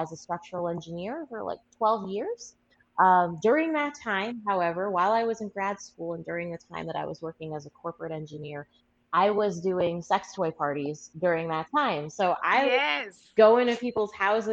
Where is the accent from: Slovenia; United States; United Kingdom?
United States; Aurora, Colorado; I'm originally from Aurora, Colorado